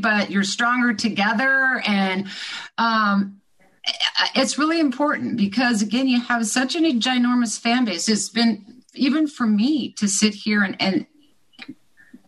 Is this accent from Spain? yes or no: no; Midwest, United States; I grew up in the Midwest